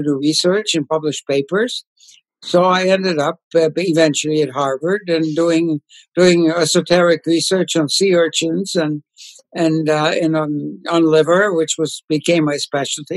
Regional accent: Ukraine; moved away; I was born and raised in Poland, which is now part of the Ukraine, the part of Poland, far eastern part, which is now part of the Ukraine.

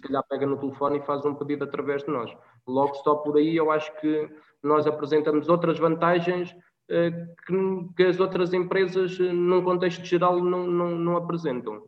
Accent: Guarda, Centro, Portugal; eu principalmente que sou aqui da Guarda

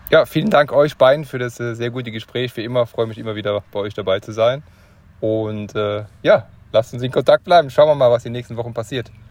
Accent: eastern Germany, Germany; ich komme aus dem Osten, ich kenne

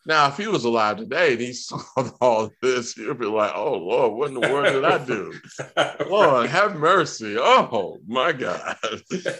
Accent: Georgia, United States; I'm from Georgia, and I grew up around the SIAC and the SWAC.

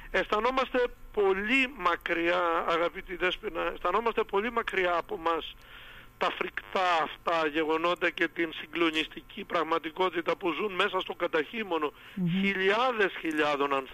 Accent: Greece; αυτή η ανθρωπιστική διάθεση που έχουμε ως Έλληνες και ως Ορθόδοξοι εμείς

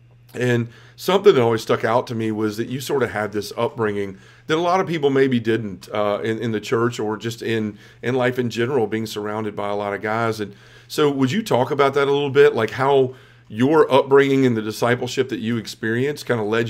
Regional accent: Memphis, Tennessee, United States; here in my hometown of Memphis

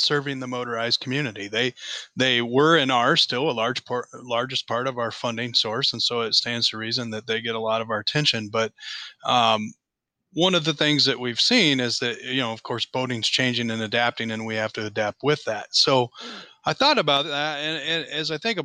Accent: Oregon, United States; I grew up in Oregon, a lifelong boater

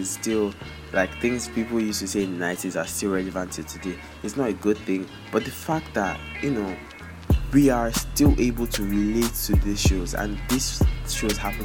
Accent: Nigeria; As a Nigerian kid, we all know these shows

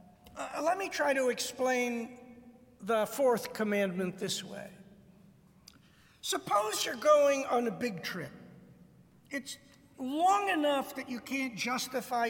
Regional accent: Detroit, Michigan, United States; moved away as an adult; I grew up in Detroit

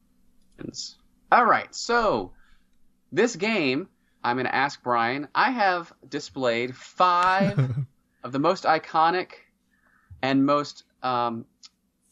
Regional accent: Jackson, Mississippi, United States; when I was growing up in Jackson or outside of Jackson, Mississippi

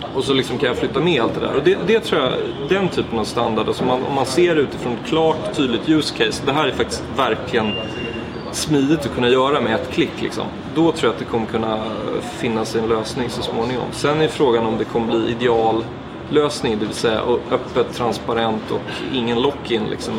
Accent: Sweden; now in Berlin, Germany; som svensk

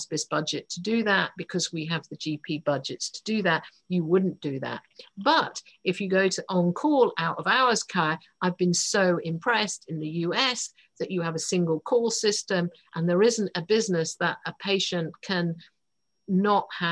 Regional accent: United Kingdom; I'm British.

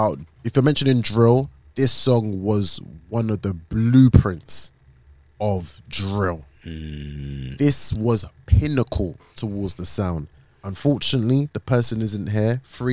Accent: London, United Kingdom; I am from Lewisham.

